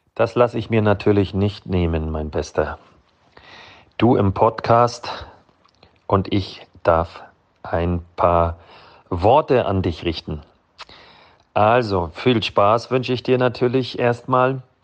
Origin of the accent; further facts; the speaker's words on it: Malchin, Mecklenburg-Vorpommern, Germany; now in Budapest, Hungary; in meinem Heimatort in Malchin